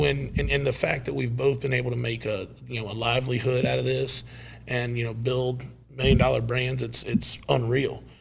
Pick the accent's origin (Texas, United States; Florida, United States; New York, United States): Florida, United States; Lakeland; I'm from Lakeland, Florida